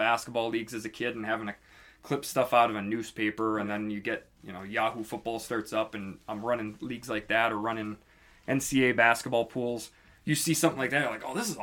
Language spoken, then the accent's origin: English; northern Minnesota, United States; I'm from Minnesota, but I'm from northern Minnesota, small town.